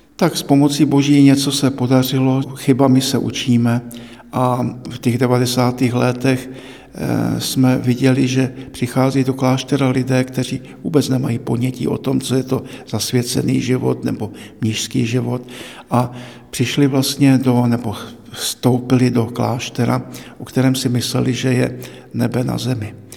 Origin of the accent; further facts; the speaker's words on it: Cieszyn Silesia, Moravian-Silesian Region, Czechia; now in Prague, Czechia; jsem z Těšínska